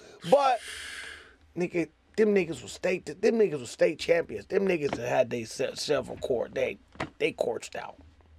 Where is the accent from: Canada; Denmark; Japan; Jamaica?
Japan; I'm Asian. I'm from Japan.